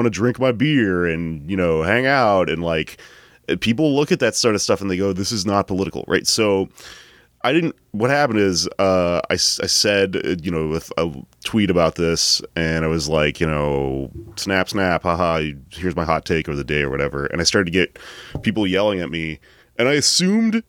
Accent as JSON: {"language": "English", "region": "Texas", "country": "United States", "tie": "born or raised there", "said": "I grew up in Texas."}